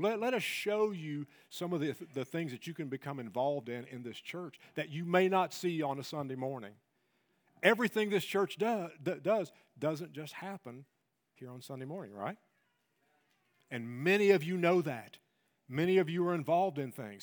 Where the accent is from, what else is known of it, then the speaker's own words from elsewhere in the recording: Tennessee, United States; I'm, I'm from Tennessee.